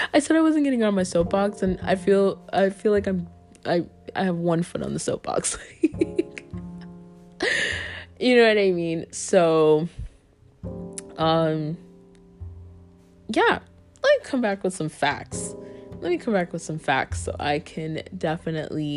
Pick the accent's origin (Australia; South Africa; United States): United States; the South; I'm from the South